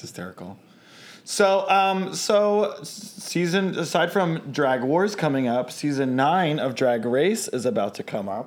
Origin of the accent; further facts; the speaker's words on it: Baltimore, Maryland, United States; I'm from Baltimore